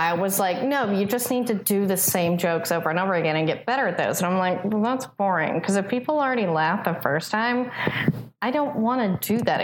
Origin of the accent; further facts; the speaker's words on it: East Texas, United States; now in Southern California, United States; I'm from East Texas